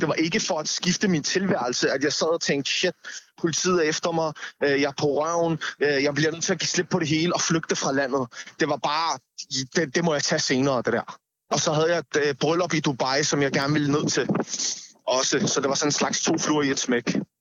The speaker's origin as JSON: {"language": "Danish", "town": "Copenhagen", "region": "Capital Region of Denmark", "country": "Denmark", "tie": "born or raised there", "first_language": "Danish", "said": "man er jo vokset op her, men det er ens modersmål, altså i hvert fald for mit, tid, øh, for mit vedkommende, det er mit modersmål, Danmark er mit land, Nørrebro er min"}